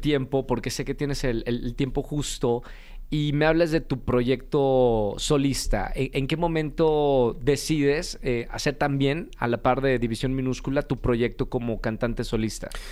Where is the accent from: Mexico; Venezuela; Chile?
Mexico; Monterrey, Nuevo León; yo también soy norteño eh, de Monterrey.